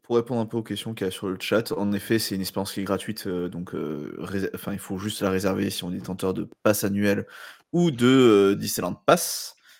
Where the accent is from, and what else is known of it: France